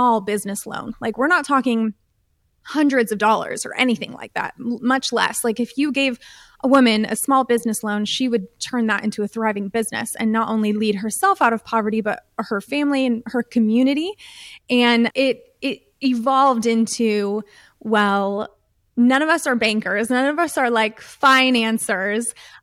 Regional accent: United States; I'm from the United States. I grew up in a very privileged home

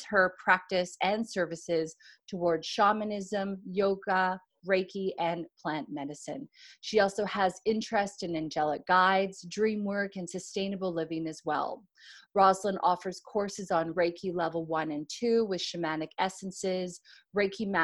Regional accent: Canada; now in Australia; I'm a Canadian living in Australia

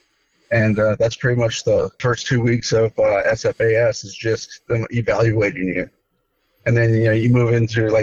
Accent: Midwest, United States; moved away; I grew up in the Midwest, rural area in the Midwest

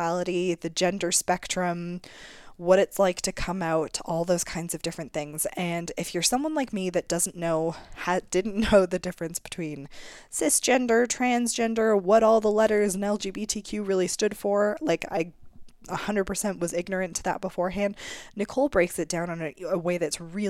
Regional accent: Canada

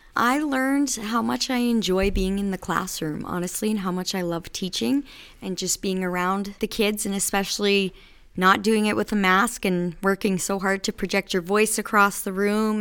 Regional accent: Battlefords area, Saskatchewan, Canada; moved away as an adult; also born or lived in Regina; now in Moose Jaw, Canada; I am actually from the Battle Fords area. I finished high school and went to University of Regina

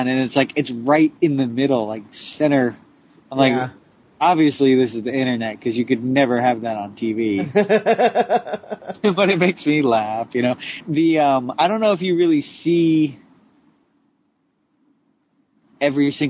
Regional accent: New Jersey, United States; I'm from Jersey

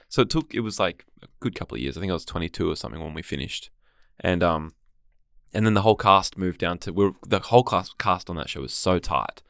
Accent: Gold Coast, Queensland, Australia; also born or lived in Sydney; now in Melbourne, Australia; I grew up on the Gold Coast

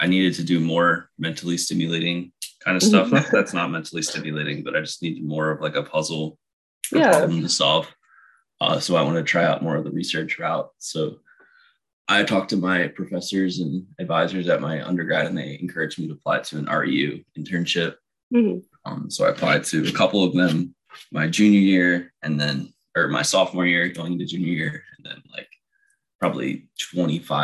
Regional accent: New Jersey, United States; moved away as an adult; now in Florida, United States; growing up in South Jersey, about an hour away from the beach

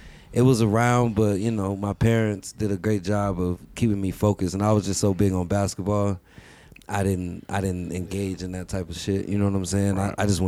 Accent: Park Hill, Colorado, United States; also born or lived in Oklahoma; born and raised in Park Hill.

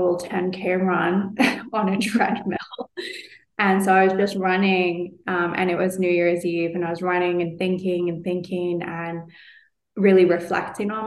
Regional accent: London, United Kingdom; moved away; back to London, back to my hometown

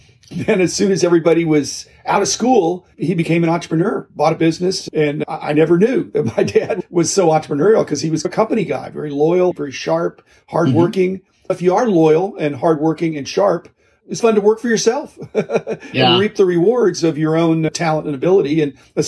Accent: Midwest, United States; also born or lived in Japan; I grew up in the Midwest. I lived in 18 houses in my first 18 years.

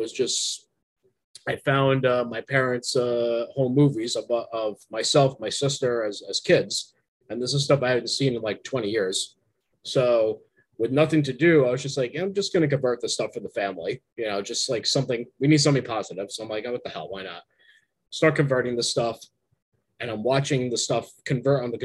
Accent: New Jersey, United States; moved away; my hometown in New Jersey

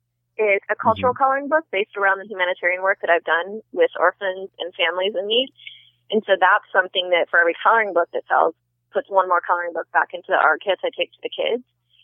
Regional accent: United States; I never realized people didn't travel the way that I grew up in America. And then I continued to do that as an adult, and most people that I meet out there don't believe that I'm an American because I travel so much.

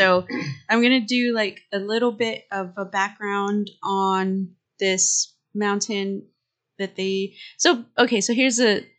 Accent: Texas, United States; accent: Texan; my Texan ass accent.

